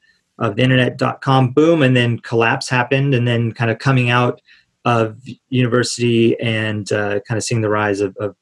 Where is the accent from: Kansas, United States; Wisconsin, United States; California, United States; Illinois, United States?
California, United States; Yeah, grew up most of my life in Southern California. My family's from there. Moved around a bit as a kid, as my dad was in the Air Force